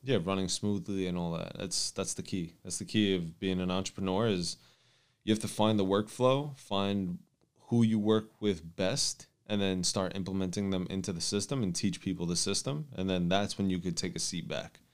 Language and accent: English; New York City, New York, United States; I'm from New York and we have an office based in New York